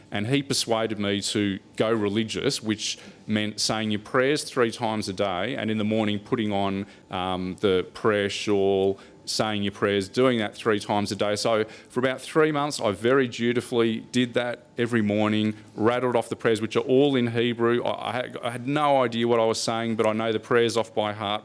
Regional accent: Australia; I grew up in Australia

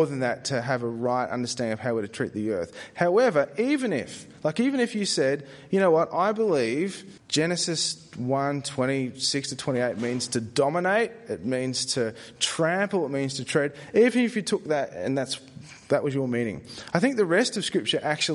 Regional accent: Australia; I said it as an Aussie.

